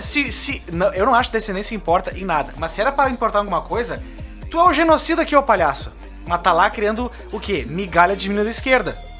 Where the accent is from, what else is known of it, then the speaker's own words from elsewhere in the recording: Brazil; now in Rio Grande do Sul, Brazil; Eu sou brasileiro